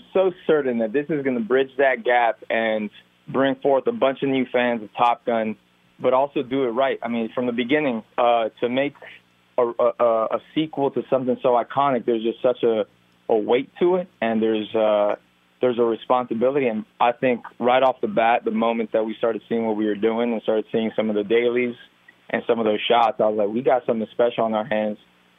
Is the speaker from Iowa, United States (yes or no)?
no; Miami, Florida, United States; I was raised in Miami